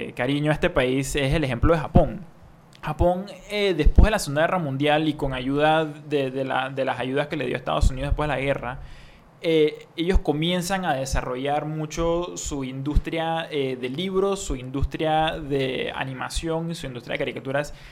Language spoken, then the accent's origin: Spanish; Panama; nuestra identidad como, como panameños